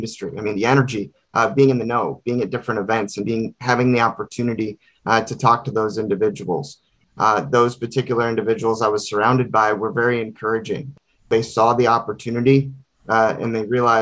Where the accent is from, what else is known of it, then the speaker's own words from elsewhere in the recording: Ann Arbor, Michigan, United States; also born or lived in Los Angeles; I was born in Los Angeles, but then both of my parents are from Michigan. So we ended up, they ended up taking myself and my two sisters from Los Angeles to Ann Arbor, and we moved here in 1989. So I did grow up here